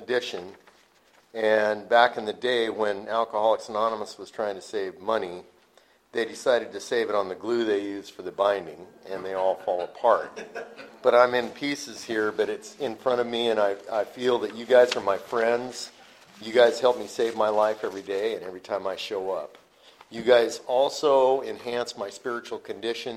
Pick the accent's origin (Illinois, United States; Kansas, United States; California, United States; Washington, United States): Washington, United States; Yakima; my hometown, Yakima, Washington